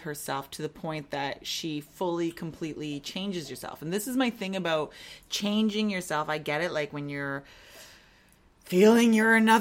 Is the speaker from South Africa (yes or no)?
no; Canada; I'm European-Canadian